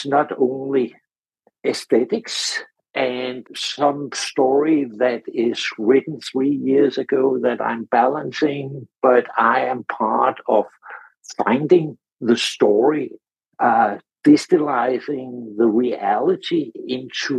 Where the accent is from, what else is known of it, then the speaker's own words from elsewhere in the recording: Denmark; I'm from Denmark originally